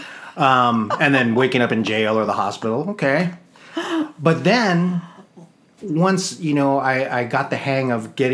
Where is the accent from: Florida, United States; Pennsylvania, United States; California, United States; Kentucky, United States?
California, United States; East County; I was born and raised in East County